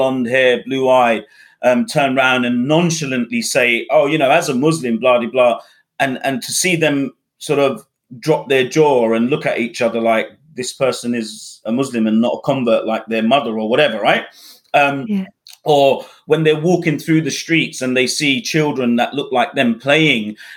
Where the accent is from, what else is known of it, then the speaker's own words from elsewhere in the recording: United Kingdom; also born or lived in Bangladesh; I was brought up in the UK and therefore I'm very European